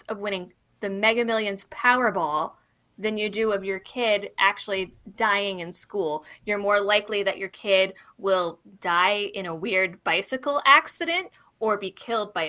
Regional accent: Massachusetts, United States; I grew up in Massachusetts, my family hates guns

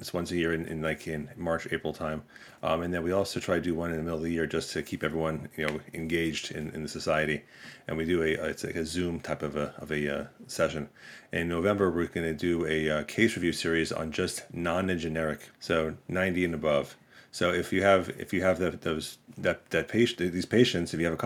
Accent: New York, United States; now in Kansas, United States; I'm originally a New Yorker. I live in Kansas now.

